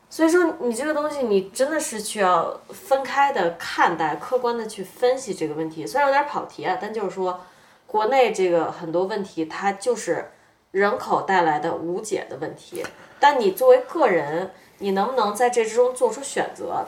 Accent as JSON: {"language": "Chinese", "country": "China", "said": "我们中国人"}